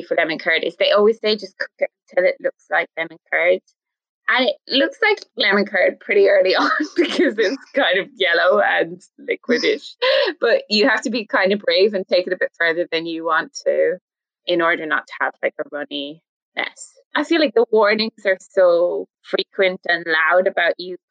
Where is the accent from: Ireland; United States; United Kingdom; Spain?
Ireland